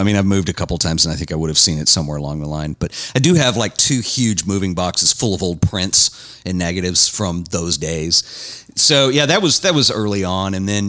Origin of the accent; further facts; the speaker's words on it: Dallas, Texas, United States; moved away as an adult; now in Fort Worth, United States; I'm a Dallas guy originally. But let me tell you something about Dallas. I was born and raised in Dallas.